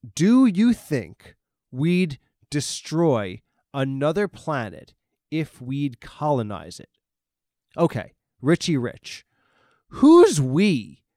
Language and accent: English; New York, United States; I'm from the East Coast, I'm from New York